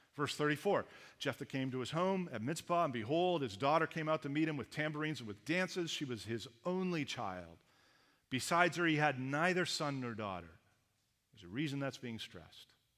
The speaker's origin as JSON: {"language": "English", "country": "Canada", "also_born_or_lived": "Los Angeles", "accent": "Canadian", "moved": "as an adult", "said": "I had a distinct accent, being a Canadian, that I was not aware of till I went down to the Americans"}